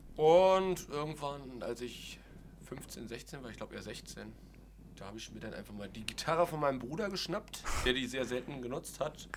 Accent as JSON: {"language": "German", "region": "Berlin", "country": "Germany", "tie": "born or raised there", "said": "gebürtiger Berliner"}